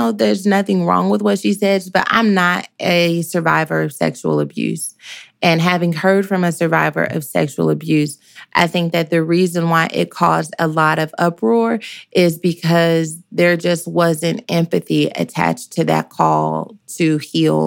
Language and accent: English; Dallas, Texas, United States; I'm from Dallas